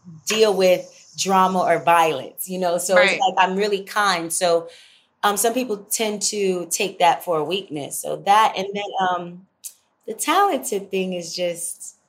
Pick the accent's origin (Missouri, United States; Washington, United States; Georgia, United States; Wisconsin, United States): Georgia, United States; Moody Air Force Base; also born or lived in Los Angeles / Atlanta; I was born on Moody Air Force Base, but also Georgia, so I'm a Georgia baby